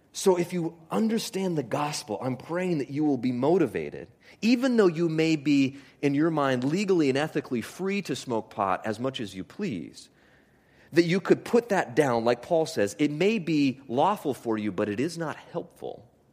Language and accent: English; Homer, Alaska, United States; I grew up in Homer, Alaska